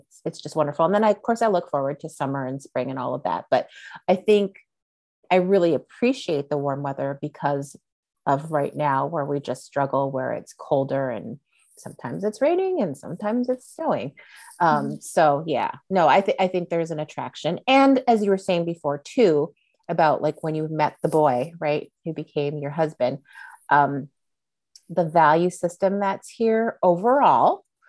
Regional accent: East Coast, United States; But I remember even growing up on the East Coast where it was, you know, when I would walk home alone at night, let's say in a downtown area

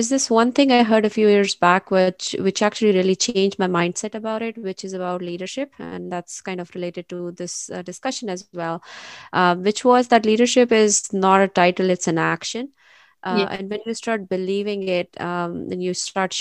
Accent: Pakistan; moved away as an adult; now in United States; I am originally from Pakistan. I moved here to US 11 years ago.

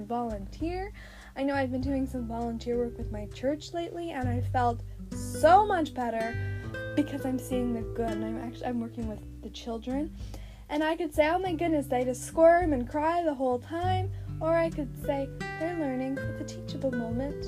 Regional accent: Canada; I'm Canadian from the backwoods

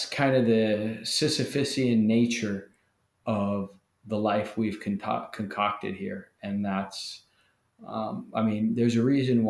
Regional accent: United States; as American Christians

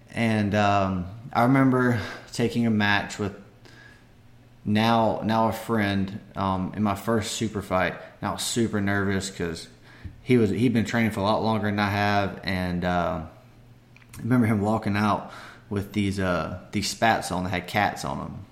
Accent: Barnwell, South Carolina, United States; my hometown of Barnwell

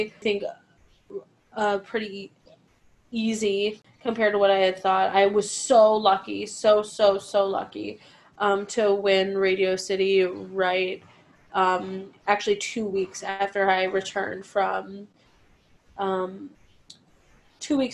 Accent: Cleveland, Ohio, United States; now in New York City, United States; I'm from Cleveland

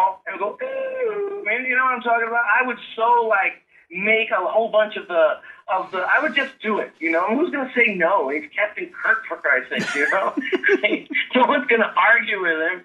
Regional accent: United States; I'm an American and as patriotic as any other American may or may not be

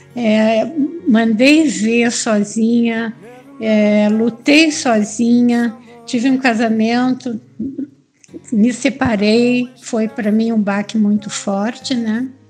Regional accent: Curitiba, Paraná, Brazil; moved away as an adult; also born or lived in Bahia / Minas Gerais; now in São Paulo, Brazil; Eu sou de Curitiba, mas moro aqui em São Paulo, né? Eu saí de Curitiba já há bastante tempo, logo que eu casei

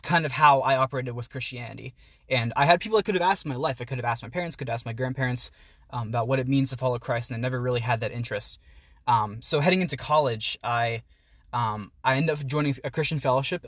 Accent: Pittsburgh, Pennsylvania, United States; moved away as an adult; now in Philadelphia, United States; I grew up in the Pittsburgh area, um, down in Peters Township, and right now I'm a student at the University of Pennsylvania out in Philly

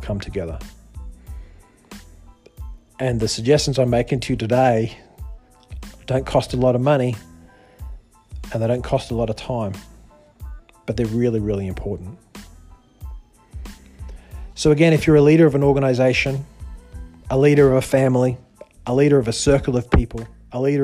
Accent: Australia; moved away; also born or lived in China; I'm a Westerner. I grew up in Australia

